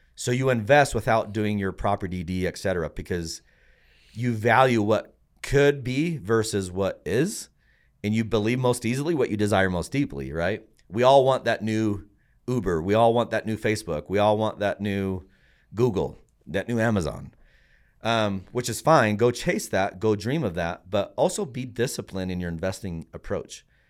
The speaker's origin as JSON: {"language": "English", "country": "Puerto Rico", "moved": "yes", "lives_now": "United States", "said": "I'm from Puerto Rico"}